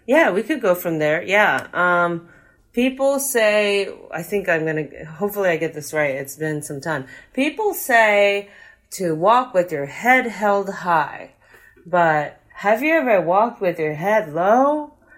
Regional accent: United States; as an American

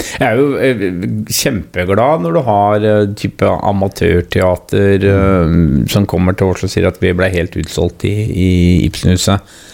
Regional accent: Porsgrunn, Telemark, Norway; also born or lived in Langangen; så jeg er vel egentlig født og oppvokst da på, på Hovinga

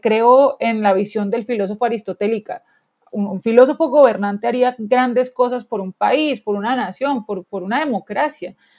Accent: Colombia

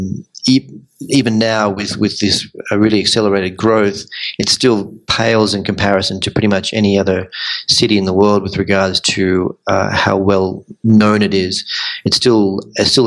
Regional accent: Melbourne, Victoria, Australia; moved away as an adult; also born or lived in Sydney / London; now in Medellín, Colombia; I'm from Melbourne originally, and I've spent time in Sydney and London

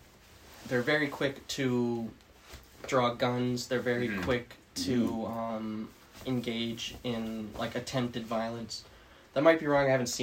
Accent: Red Deer, Alberta, Canada; I'm a native. Yeah. Native to the city.

